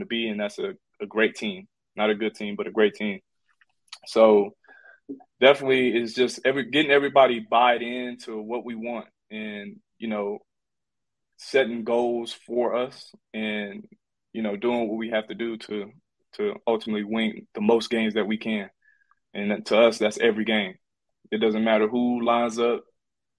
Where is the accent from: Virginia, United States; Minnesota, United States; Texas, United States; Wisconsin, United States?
Texas, United States; Houston; We in Houston, my hometown